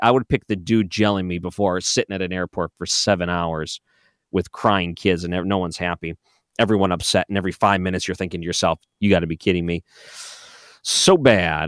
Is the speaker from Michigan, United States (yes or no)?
yes; Detroit, Michigan, United States; I grew up in Detroit